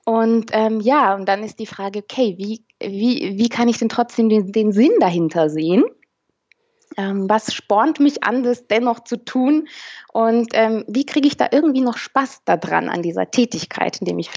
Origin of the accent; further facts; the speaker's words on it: Romania; Ich bin nämlich selber ähm, aus Osteuropa, Rumänin.